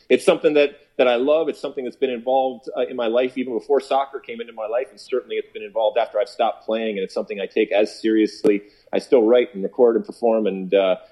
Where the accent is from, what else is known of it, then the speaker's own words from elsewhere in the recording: Detroit, Michigan, United States; growing up in Detroit